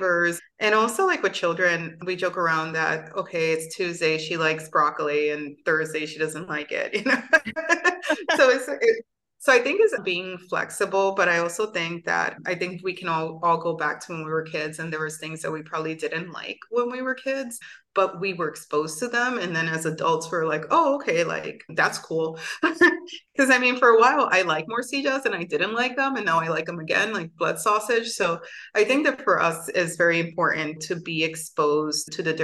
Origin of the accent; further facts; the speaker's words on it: Bayamón, Puerto Rico; also born or lived in New York; I grew up in a small town called Bayamo, Puerto Rico